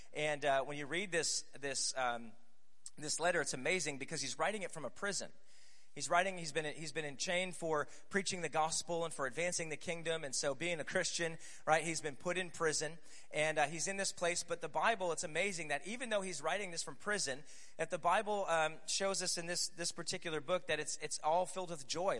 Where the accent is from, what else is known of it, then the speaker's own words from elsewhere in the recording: Scranton, Pennsylvania, United States; moved away as an adult; now in Tulsa, United States; I live in Tulsa, Oklahoma, but I'm originally from Scranton, Pennsylvania.